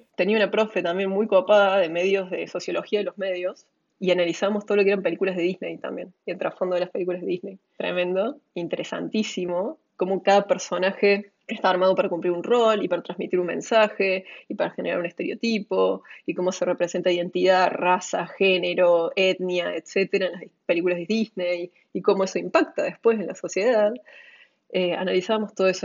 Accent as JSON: {"language": "Spanish", "region": "Córdoba", "country": "Argentina", "tie": "born or raised there", "also_born_or_lived": "Buenos Aires", "moved": "as an adult", "said": "cordobesa, argentina, mujer, emprendedora, emprendedora social, eh, amiga, hermana, hija, pareja, eh, muchos, muchos tópicos. Crecí en Córdoba"}